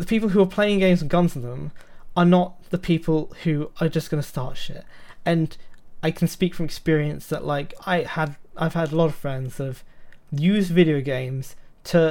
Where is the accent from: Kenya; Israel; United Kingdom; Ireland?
United Kingdom; accent: British; they hear my British accent